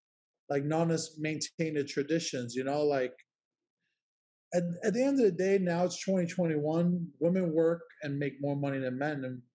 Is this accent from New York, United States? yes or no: yes; New York City, New York, United States; I'm from Williamsburg, Brooklyn.